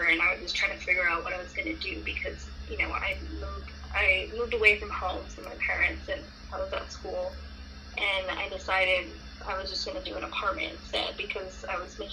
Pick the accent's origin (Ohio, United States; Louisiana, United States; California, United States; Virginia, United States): California, United States; Hesperia; where I'm from Hesperia, California. That's where I'm at right now